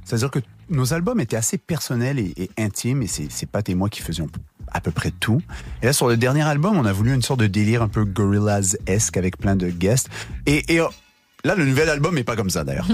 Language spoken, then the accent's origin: French; Montreal, Quebec, Canada; on a grandi à Montréal